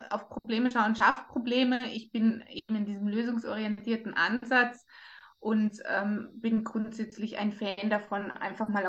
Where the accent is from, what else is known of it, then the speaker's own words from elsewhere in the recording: Germany; born there; ich bin geboren in Deutschland, bin, habe schon als kleines Mädchen gesagt, dass ich mal einen österreichischen Snowboardlehrer heiraten werde.